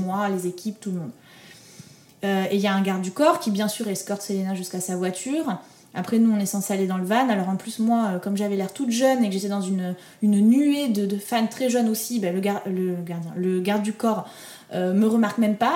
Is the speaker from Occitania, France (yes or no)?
yes; Toulouse, Occitania, France; je viens de Toulouse, il y a absolument personne qui fait de la musique dans mon entourage